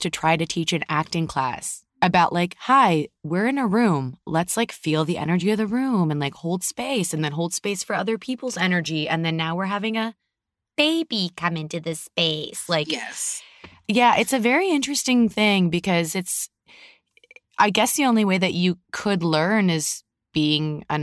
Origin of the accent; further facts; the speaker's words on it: Canada; now in United States; we came from Canada. It's a mm-hmm. different vibe up there and a different vibe down here